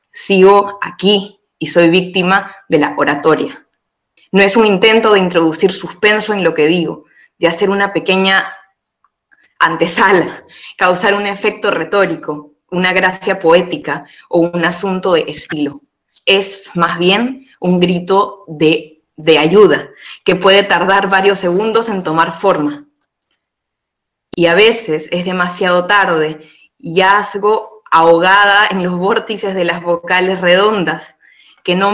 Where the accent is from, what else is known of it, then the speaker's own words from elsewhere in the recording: Peru; moved away; Yo soy de Perú, y me quedé y sigo aquí.